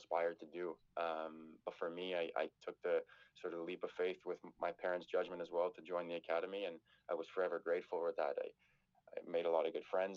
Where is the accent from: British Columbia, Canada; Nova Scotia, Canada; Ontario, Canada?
Ontario, Canada; Toronto; also born or lived in Ottawa; I grew up downtown in Toronto